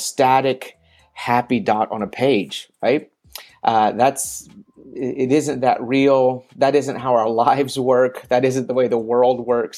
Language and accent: English; Memphis, Tennessee, United States; moved away as an adult; also born or lived in China; now in Thailand; I'm originally from Memphis, Tennessee